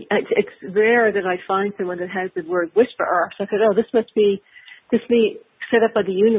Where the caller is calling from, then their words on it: Los Angeles, California, United States; Los Angeles.